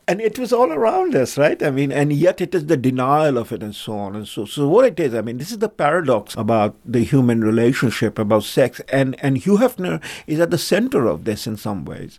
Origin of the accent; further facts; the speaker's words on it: India; moved away; I come from India